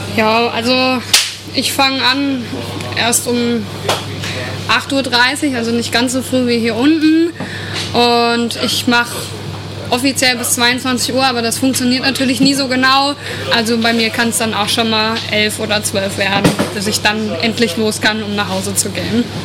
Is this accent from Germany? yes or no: yes; the region around Eschwege, Hesse, Germany; dass ich hier aus der Region komme, bin ich schon als seit kleines Kind immer aufs Festival gegangen